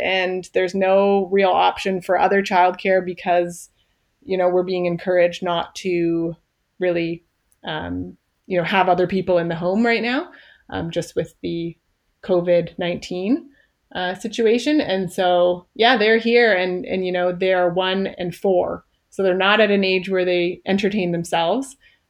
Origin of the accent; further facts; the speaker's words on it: Canada; I guess that's one thing we haven't mentioned yet, is that I am a Canadian IBMer.